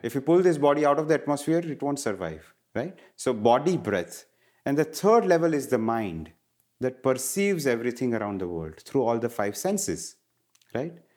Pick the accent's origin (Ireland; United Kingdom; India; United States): India; moved away; growing up in India, I was surrounded by Ayurveda